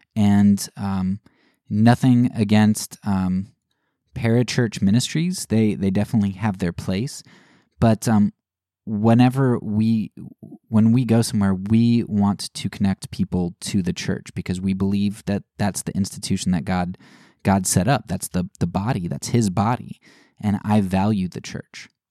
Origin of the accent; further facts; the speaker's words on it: United States; As an American